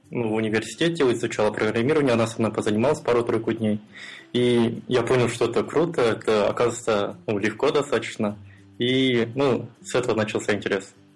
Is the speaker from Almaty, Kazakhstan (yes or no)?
yes; Almaty, Kazakhstan; Я из Алматы, это город в Казахстане